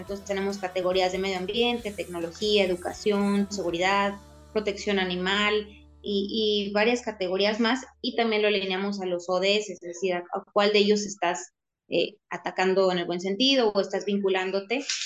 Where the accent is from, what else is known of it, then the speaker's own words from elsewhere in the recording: Tampico, Tamaulipas, Mexico; moved away as an adult; also born or lived in Mexico City; now in Monterrey, Mexico; nací en Ciudad de México, pero toda mi vida crecí en Tampico y desde hace 12 años vivo en Monterrey